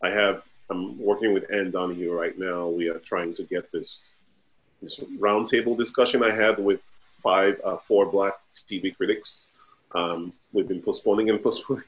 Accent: Nigeria; I am Nigerian

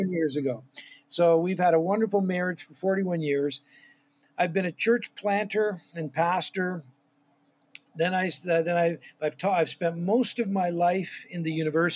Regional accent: near Toronto, southern Ontario, Canada; I grew up in southern Ontario, Canada, near Toronto

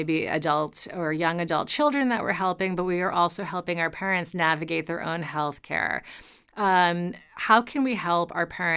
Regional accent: New York, United States; as a New Yorker, my I was raised walking sidewalks

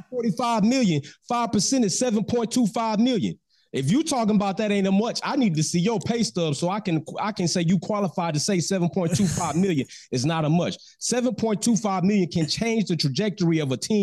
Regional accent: United States; I'm American

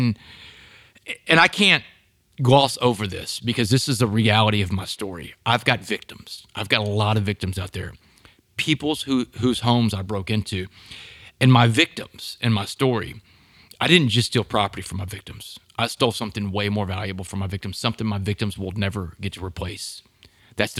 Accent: Port Arthur, Texas, United States; I grew up in Port Arthur, Texas, down in Southeast Texas.

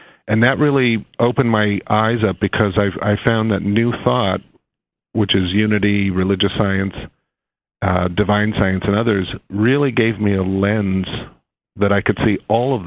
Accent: Western Nebraska, United States; growing up in Western Nebraska, back in the time that I grew up

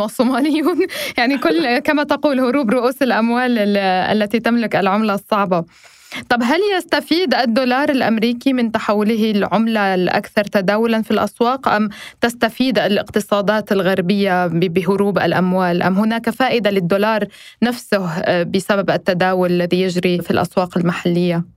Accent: Lebanon; أنا كلبنانية

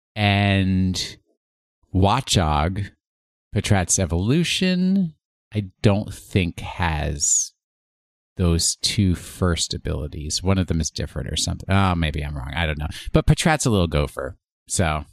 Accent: Rye, New York, United States; We are brought to thoughts of our youth in Westchester County, New York

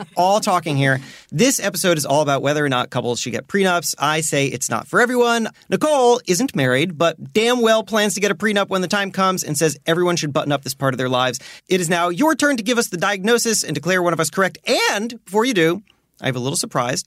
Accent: Miami, Florida, United States; I grew up in Miami

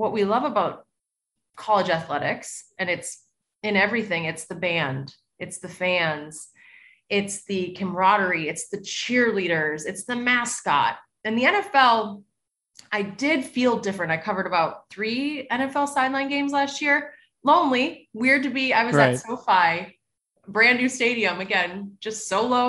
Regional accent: Edina, Minnesota, United States; also born or lived in Boston; growing up in Edina

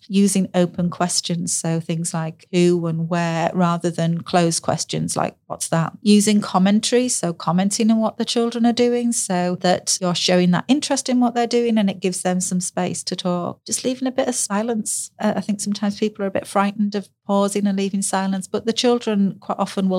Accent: the north of England, United Kingdom; accent: northern; now in South of England; I'm from the north. And when I first moved to the south, I was judged for my northern accent. You know, I sound different.

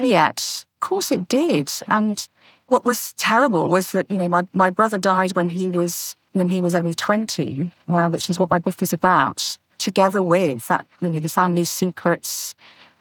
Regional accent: Doncaster, Yorkshire and the Humber, United Kingdom; now in North Devon, United Kingdom; I was born in Doncaster in Yorkshire, and I'm currently living in North Devon, just by the sea

